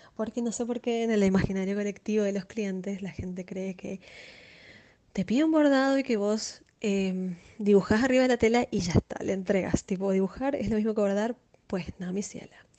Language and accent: Spanish; Chaco, Argentina; moved away as an adult; now in Asunción, Paraguay; soy chaqueña, argentina